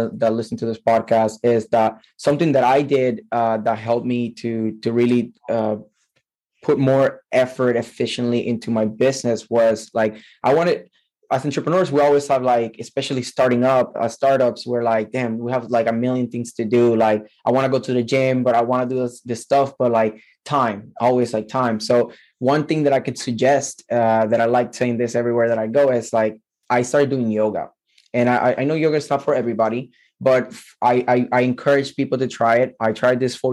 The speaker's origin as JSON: {"language": "English", "country": "Puerto Rico", "said": "I am from Puerto Rico"}